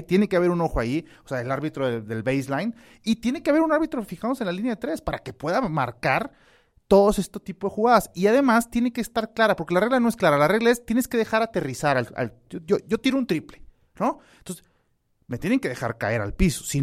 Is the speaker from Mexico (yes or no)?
yes; Mexico City, Mexico; born there; No, orgullosamente nacido en, en, en, en su CDMX, cuna